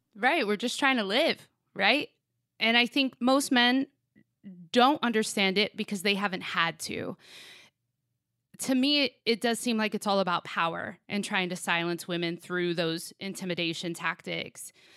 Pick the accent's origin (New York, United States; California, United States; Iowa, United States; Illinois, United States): California, United States; Sacramento; my hometown of Sacramento